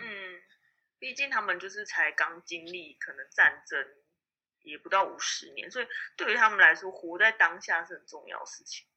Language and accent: Chinese; Taiwan; moved away as an adult; also born or lived in Cambodia; 我其实那时候不是只有我一个台湾人去